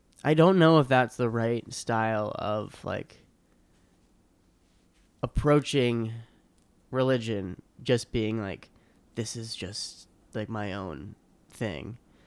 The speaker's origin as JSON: {"language": "English", "town": "Boston", "region": "Massachusetts", "country": "United States", "tie": "born or raised there", "said": "South Shore, Boston."}